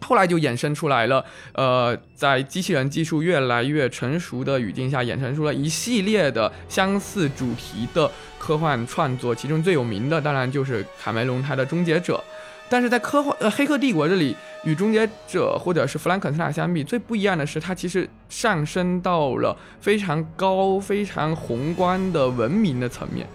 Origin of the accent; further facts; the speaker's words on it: Fujian, China; 我们福建人想到美食的时候就很容易想到佛跳墙